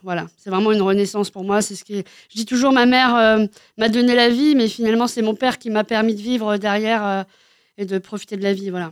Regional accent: Cherbourg, Normandy, France; je suis née à Cherbourg

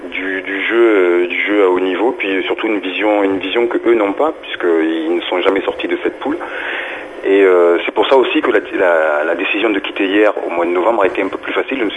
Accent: Marseille, Provence-Alpes-Côte d'Azur, France; also born or lived in Lomé, Togo; Je suis natif de Marseille, donc euh, j'ai toujours habité Marseille.

